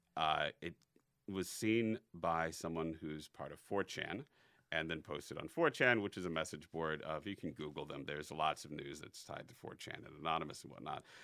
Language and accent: English; North Chicago suburbs, Illinois, United States; also born or lived in Elgin, Illinois / Schaumburg, Illinois / Bartlett, Illinois / Evanston, Illinois; the North Chicago suburbs